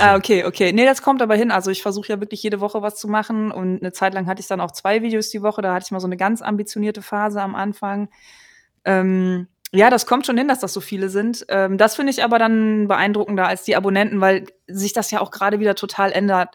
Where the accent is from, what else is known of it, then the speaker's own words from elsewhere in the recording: Germany; bei uns in Deutschland